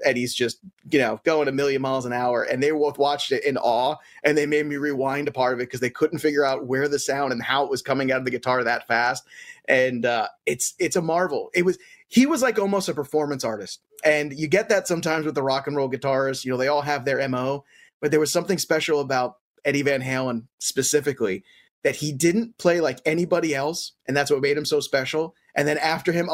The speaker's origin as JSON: {"language": "English", "town": "New York City", "region": "New York", "country": "United States", "tie": "born or raised there", "said": "we did not have MTV growing up in Brooklyn"}